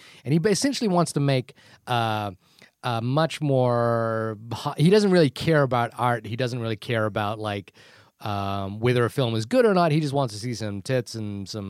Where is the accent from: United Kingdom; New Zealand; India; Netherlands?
New Zealand; accent: New Zealand; My New Zealand accent doesn't work